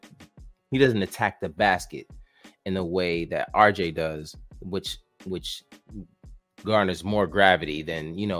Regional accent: Canada; Being Canadian is a headache, bro.

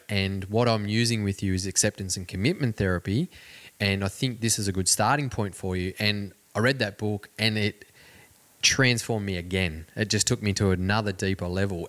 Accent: Cobar, New South Wales, Australia; My growing up in Cobar, where I mentioned before, it's a very small community

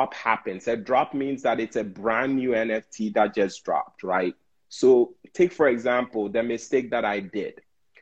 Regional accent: Ghana; now in United States; I was born and raised in Ghana

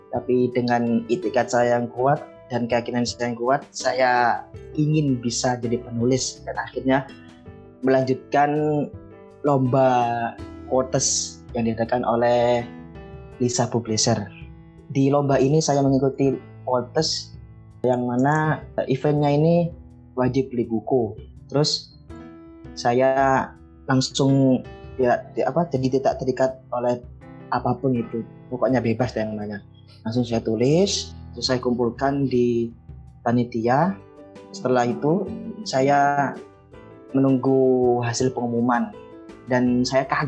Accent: Mojokerto, East Java, Indonesia; Asal saya dari Mojokerto Jawa Timur.

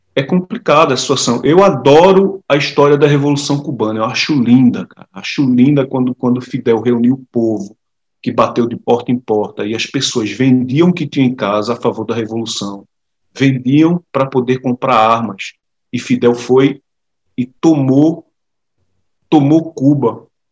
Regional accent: Recife, Pernambuco, Brazil; moved away as an adult; now in Portugal; eu sou pernambucano

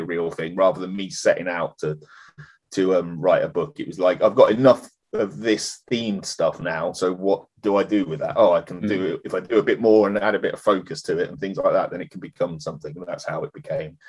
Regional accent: Parson Drove, East of England, United Kingdom; now in Norfolk, United Kingdom; we grew up in the Fens, the deepest, darkest Fens, a place called Parson Drove

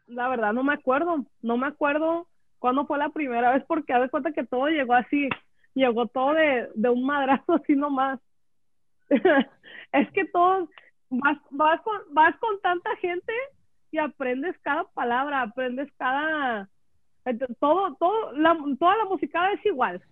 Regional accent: Los Angeles, California, United States; somos de LA, somos

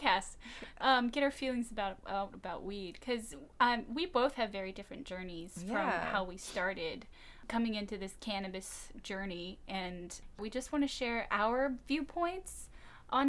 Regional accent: New Mexico, United States; moved away as an adult; now in Oregon, United States; I'm originally from New Mexico, and I moved up here to Oregon a few years ago

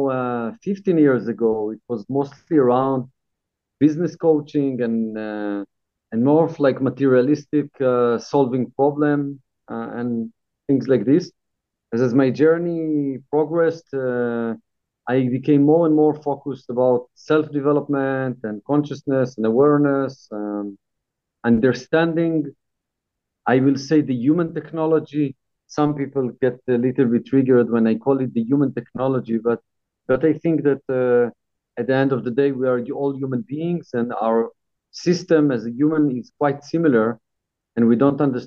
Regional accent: Israel; moved away as an adult; also born or lived in Brazil / Netherlands / England; now in Thailand; I was born in Israel. I lived there until 11 years ago

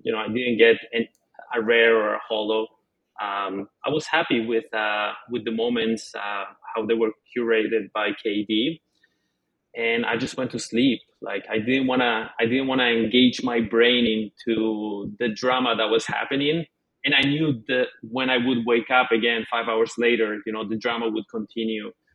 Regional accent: Canada; I'm Canadian

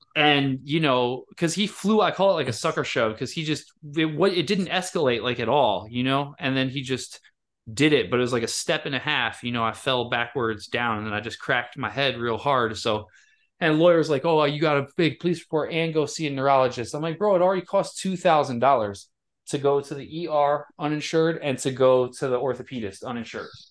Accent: Michigan, United States; moved away; my hometown in Michigan

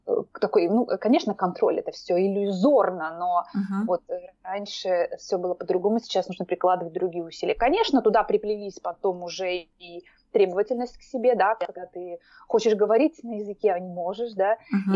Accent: Omsk, Omsk Oblast, Russia; moved away as an adult; also born or lived in Moscow; now in Oslo, Norway; я из России, я жила последние 7 лет, я жила в Москве и вообще родилась я в Омске. Угу. Я сибирячка

